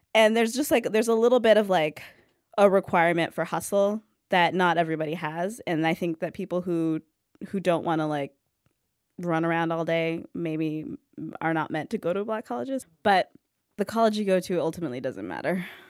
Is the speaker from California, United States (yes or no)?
yes; California, United States; I grew up in California